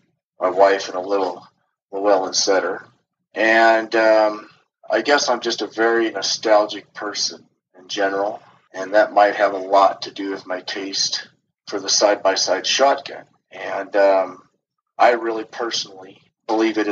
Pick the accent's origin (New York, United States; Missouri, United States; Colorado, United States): Colorado, United States; Loveland; also born or lived in Fort Collins, Colorado; I'm from Loveland, Colorado, and I am a native from Colorado. I was born in Fort Collins